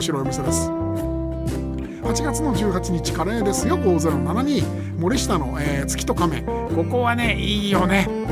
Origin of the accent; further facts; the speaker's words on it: Kameido, Tokyo, Japan; 亀戸のカフェアッチャうちの地元なんですけど